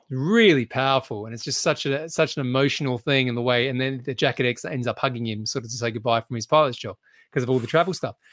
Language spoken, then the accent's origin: English; Australia; now in United Kingdom; being an Australian who lives in the U K